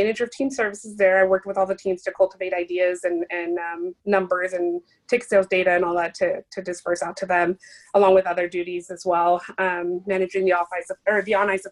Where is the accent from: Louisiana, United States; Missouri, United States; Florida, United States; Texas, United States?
Texas, United States; Laredo; I'm from a small town. Laredo is a South Texas border town.